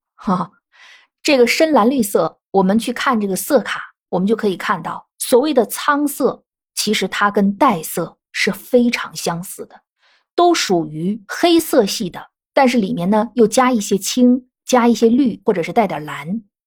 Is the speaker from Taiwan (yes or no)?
no; northern China, China; 我本身是北方人